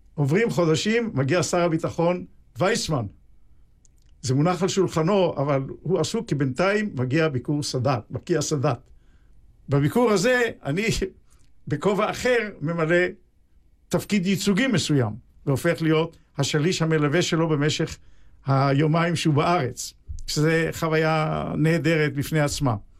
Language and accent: Hebrew; Haifa, Haifa District, Israel; בעצם לא בחיפה, אלא בשכונה על יד חיפה שנקראת בת גלים. זאת שכונת הולדתי.